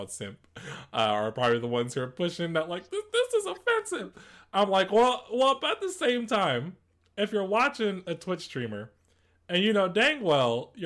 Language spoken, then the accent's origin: English; East Coast, United States; we're all from the East Coast